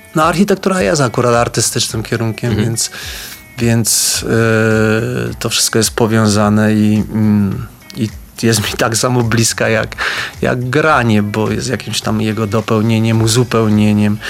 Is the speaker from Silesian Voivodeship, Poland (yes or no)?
no; Podhale, Lesser Poland, Poland; accent: Highlander (góralski); Jak mówię, to też słychać, że jestem z Podhala